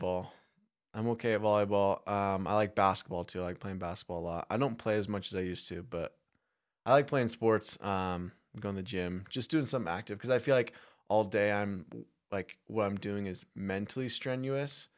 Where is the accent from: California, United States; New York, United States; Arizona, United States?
Arizona, United States; Phoenix; now in Utah, United States; I'm from Phoenix.